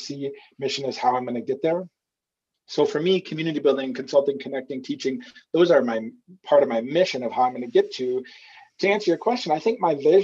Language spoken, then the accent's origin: English; Minnesota, United States; I'm from Minnesota and I grew up on a farm